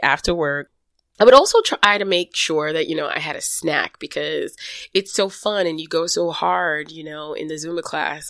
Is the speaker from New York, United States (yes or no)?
yes; New York City, New York, United States; growing up in Brooklyn